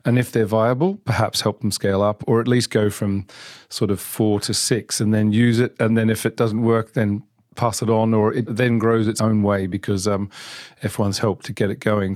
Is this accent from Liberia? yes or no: no; Geelong, Victoria, Australia; moved away as an adult; now in United Kingdom; I'm from Australia, from a city called Geelong, which is actually the, kind of the Ford town in Australia. So I grew up around cars